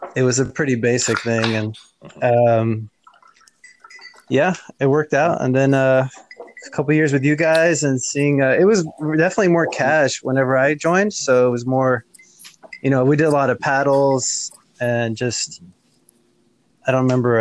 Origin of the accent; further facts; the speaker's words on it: Houston, Texas, United States; where I was growing up in Houston